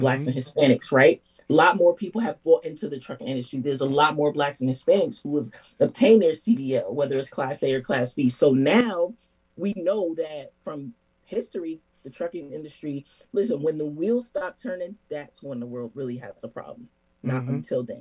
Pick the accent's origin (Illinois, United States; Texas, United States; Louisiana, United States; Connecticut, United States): Connecticut, United States; New Haven; growing up in New Haven